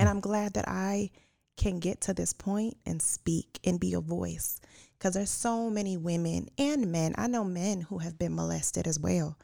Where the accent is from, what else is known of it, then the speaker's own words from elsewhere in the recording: Puerto Rico; I'm Puerto Rican